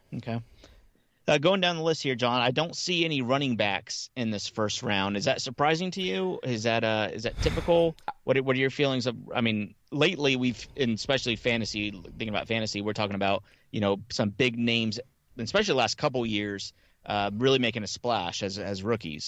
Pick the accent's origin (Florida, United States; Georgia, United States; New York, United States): Florida, United States; Miami; moved away as an adult; I grew up in Miami, um, all through the eighties